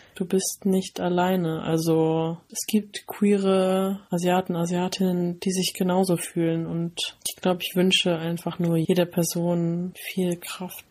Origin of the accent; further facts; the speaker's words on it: Rhineland-Palatinate, Germany; Ich bin in einem super kleinen Dorf aufgewachsen in der Pfalz